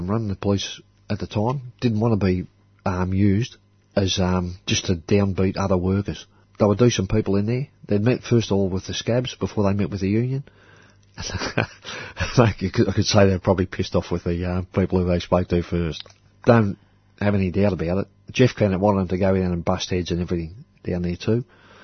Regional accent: Melbourne, Victoria, Australia; Growing up in Port Melbourne, there was no place better to grow up.

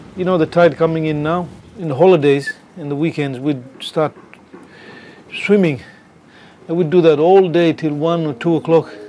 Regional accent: Saibai, Queensland, Australia; growing up on Saibai we always loved the sea

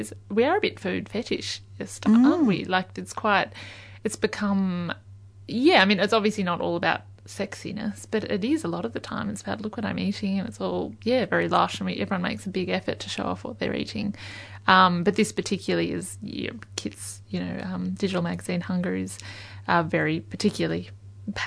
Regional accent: Yarra Valley, Victoria, Australia; I grew up in the Yarra Valley

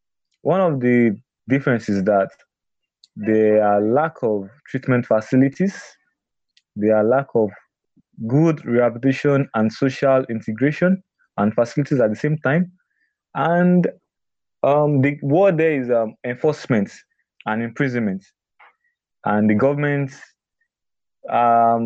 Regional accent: Nigeria; I'm a Nigerian

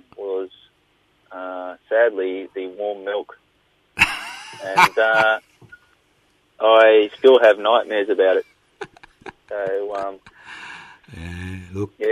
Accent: Nambour, Queensland, Australia; also born or lived in Brisbane; I was born in Nambour

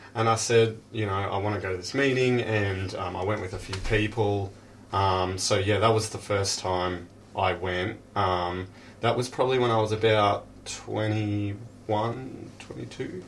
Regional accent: Frankston, Victoria, Australia; now in Cheltenham, Australia; I grew up in Frankston.

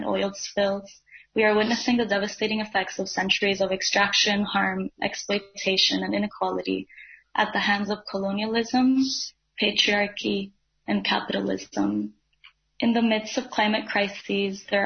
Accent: Dominican Republic; now in Brooklyn, New York, United States; I'm a Dominican climate and environmental justice advocate

